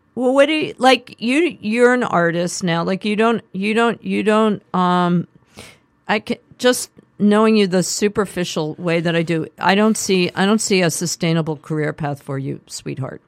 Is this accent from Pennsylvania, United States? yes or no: yes; Philadelphia, Pennsylvania, United States; also born or lived in Manhattan, New York; we moved to the suburbs